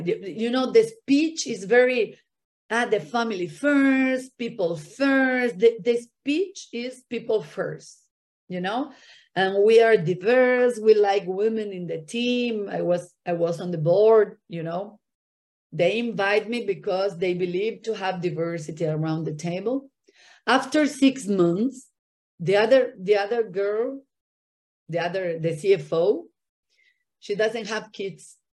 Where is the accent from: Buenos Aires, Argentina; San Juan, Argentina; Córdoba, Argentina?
Buenos Aires, Argentina; English is a second language; moved away as an adult; also born or lived in Miami; now in Brazil; I was born and raised in Argentina, in Buenos Aires